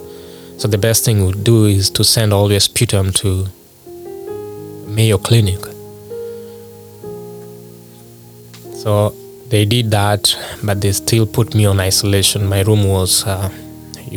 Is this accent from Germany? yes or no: no; Kenya; moved away; I'm originally from Kenya